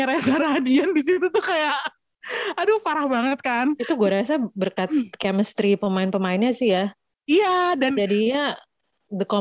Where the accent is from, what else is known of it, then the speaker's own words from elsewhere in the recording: Jakarta, Indonesia; kena banget sebagai orang Jakarta yang punya love hate relationship dengan kota ini